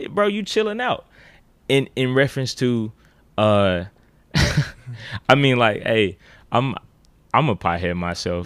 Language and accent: English; Memphis, Tennessee, United States; I grew up uh, Orange Mound, uh, Midtown, South Memphis